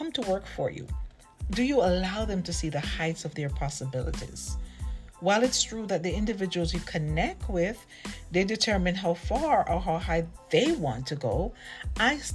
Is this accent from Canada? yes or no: no; Jamaica; I'm from Jamaica